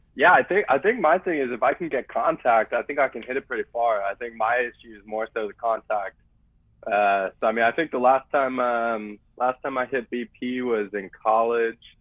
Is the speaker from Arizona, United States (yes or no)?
yes; Arizona, United States; now in San Diego, United States; I grew up in Arizona